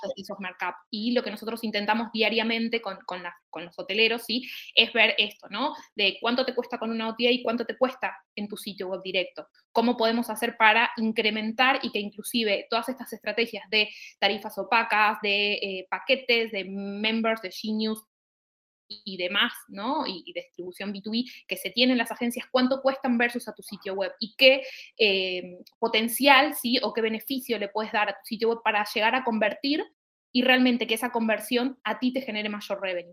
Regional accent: Argentina; accent: Argentine; como habrán sentido en mi, en mi tonada, soy argentina

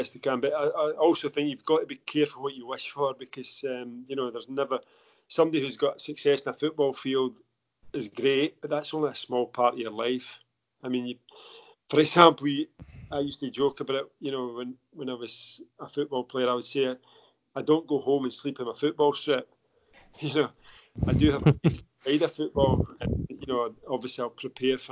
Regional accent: Central Belt, Scotland, United Kingdom; also born or lived in Aberdeenshire; even though I was brought up in the Central Belt

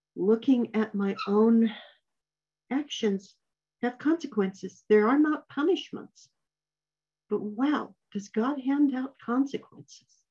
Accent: New Mexico, United States; I grew up in New Mexico where these things happen

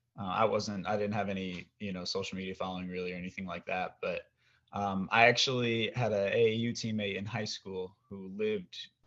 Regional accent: Oregon, United States; I'm from Oregon

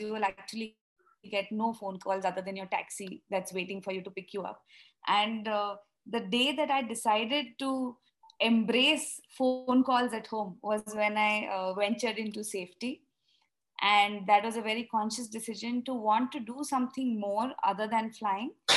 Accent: Pune, Maharashtra, India; now in Bangalore, India; I'm originally from Pune. I live in Bangalore now

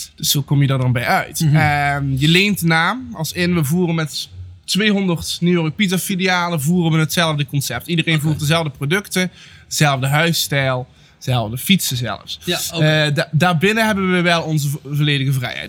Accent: Netherlands; met waar ik ben geboren. Eh, zelfs binnen Nederland

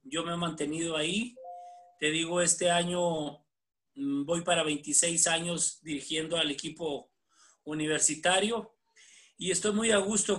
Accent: Ciudad Camargo, Chihuahua, Mexico; now in Puebla, Mexico; yo soy originario de Ciudad Camargo, Chihuahua

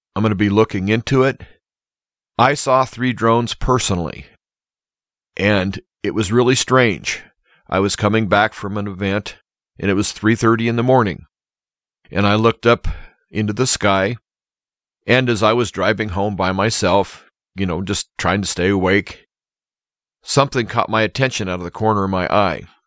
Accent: Nebraska, United States; my hometown area

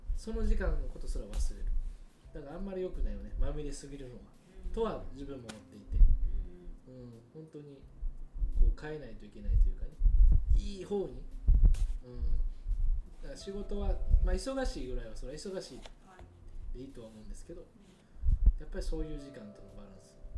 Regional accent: Kobe, Hyogo, Japan; 舞妓なので育ったのまあるみ塩屋

